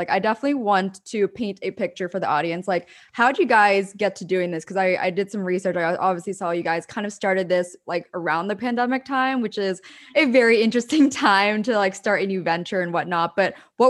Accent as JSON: {"language": "English", "region": "Pennsylvania", "country": "United States", "lives_now": "New York City, United States", "said": "I was also a transplant. I moved from Pennsylvania, so East Coast to the West Coast. And as I mentioned, I went to Chapman, so was out there for a while, but now I'm in New York City"}